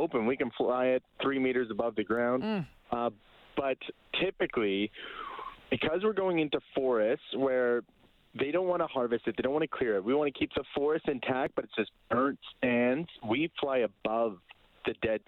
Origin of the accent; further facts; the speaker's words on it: Kelowna, British Columbia, Canada; Bryce and I were both co-founders and brothers, and we grew up in Kelowna. And the year after we moved there, so it was in 2003